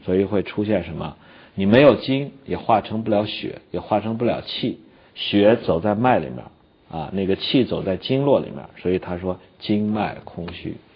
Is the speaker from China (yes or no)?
yes; China; 我们中国人追求的这种善终